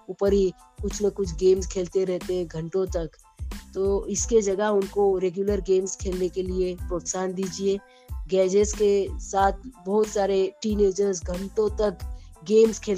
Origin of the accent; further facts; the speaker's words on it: Mumbai, Maharashtra, India; मैं मुंबई से हूँ